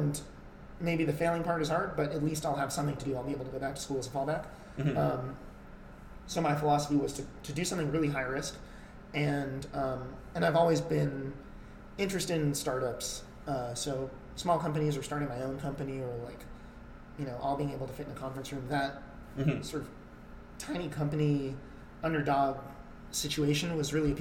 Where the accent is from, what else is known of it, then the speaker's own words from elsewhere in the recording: New York City, New York, United States; moved away as an adult; also born or lived in Toronto, Canada; I grew up in New York City.